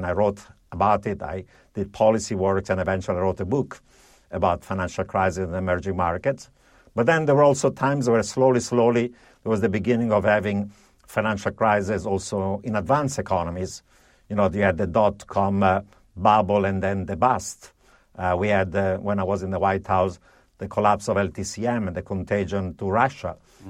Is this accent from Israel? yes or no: no; Italy; also born or lived in Europe; First of all, I grew up in Italy and Europe, where in the 1970s there was actually a period of severe economic malaise, high inflation, double digits, and severe recession, stagflation.